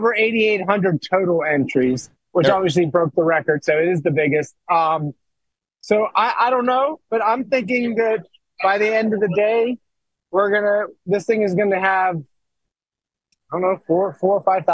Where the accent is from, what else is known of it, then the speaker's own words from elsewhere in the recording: Pittsburgh, Pennsylvania, United States; now in Las Vegas, United States; I'm originally from Pittsburgh